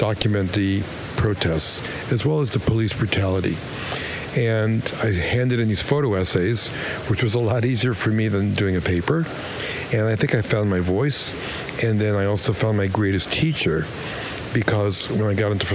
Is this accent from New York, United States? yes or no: yes; New York City, New York, United States; moved away as an adult; also born or lived in Los Angeles; I grew up in Brooklyn.